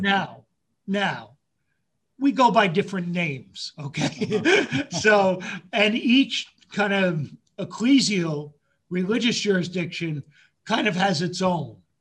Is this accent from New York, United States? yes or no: yes; Yonkers, New York, United States; also born or lived in Bronx, New York City; when I was five, moved to um, just a little bit north, but actually across the border into Yonkers. And huh. that's where I went to elementary school